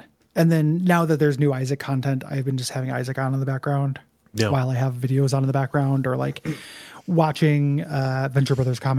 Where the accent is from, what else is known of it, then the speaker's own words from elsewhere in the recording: Bergen, Vestland, Norway; English is a second language; I got a good laugh at Assassin's Creed Valhalla's portrayal of my hometown of Bergen, Norway, as a polar bear infested land of eternal winter.